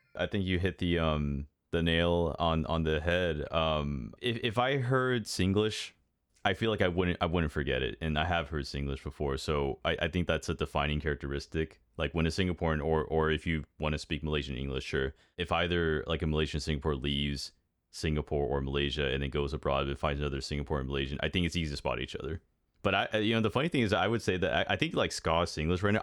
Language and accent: English; United States; I'm an American